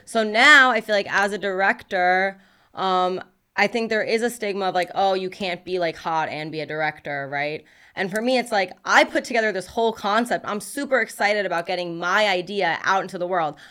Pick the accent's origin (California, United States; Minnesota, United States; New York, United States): New York, United States; New York City; moved away; growing up in Brooklyn, there was a lot of rappers